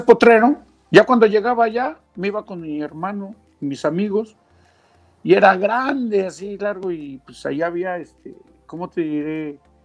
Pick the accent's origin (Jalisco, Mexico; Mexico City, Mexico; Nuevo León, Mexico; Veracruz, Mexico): Mexico City, Mexico; moved away as an adult; also born or lived in Huasteca, Hidalgo; now in Australia; yo crecí en la Ciudad de México, ahí una zona céntrica de la Ciudad de México, pero de raíz yo soy de la Huasteca y hidalguense